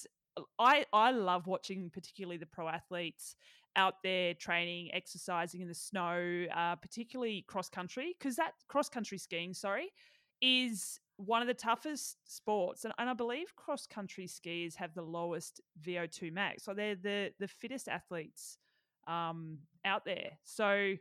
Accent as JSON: {"language": "English", "town": "Melbourne", "region": "Victoria", "country": "Australia", "said": "I was from Melbourne"}